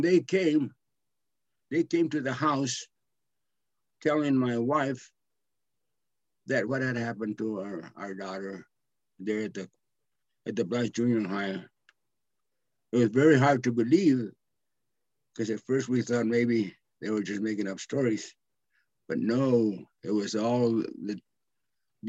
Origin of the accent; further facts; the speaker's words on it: Blythe, California, United States; I was born in Blythe